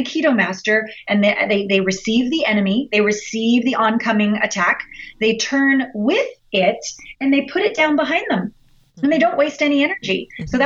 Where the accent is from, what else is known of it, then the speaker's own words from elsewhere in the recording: Canada; we're all Canadian here